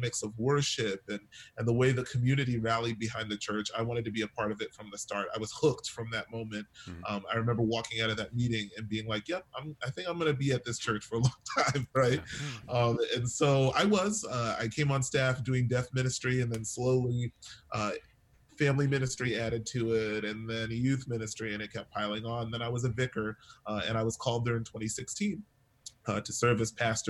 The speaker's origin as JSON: {"language": "English", "town": "New York City", "region": "New York", "country": "United States", "tie": "born or raised there", "also_born_or_lived": "Chicago", "moved": "as an adult", "said": "So, I was born and raised in New York City. New York City kid"}